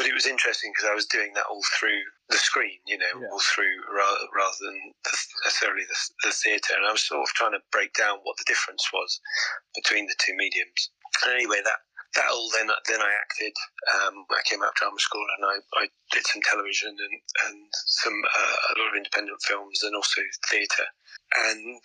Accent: South Coast, England, United Kingdom; now in London, United Kingdom; I was born on the South Coast

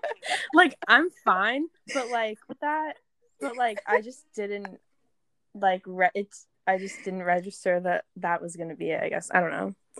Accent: Long Island, New York, United States; accent: Long Island; my Long Island accent is like coming out when I read that.

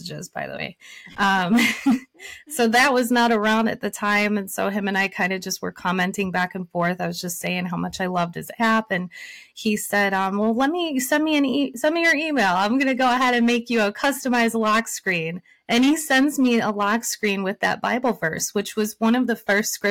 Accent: Michigan, United States; I was born and raised in Michigan.

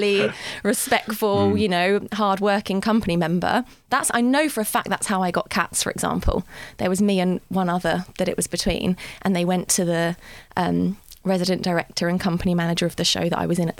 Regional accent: Godalming, South East England, United Kingdom; moved away as an adult; now in London, United Kingdom; I grew up in Godalming in Surrey, which is near Guildford

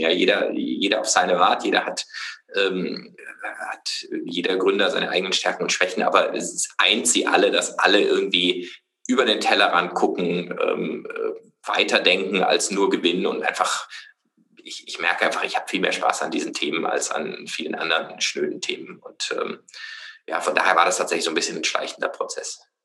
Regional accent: Freiburg, Baden-Württemberg, Germany; ich komme aus Freiburg

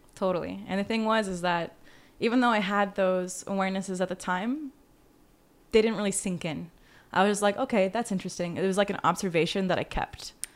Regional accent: Las Vegas, Nevada, United States; moved away as an adult; also born or lived in Georgia; now in Los Angeles, United States; living in Las Vegas

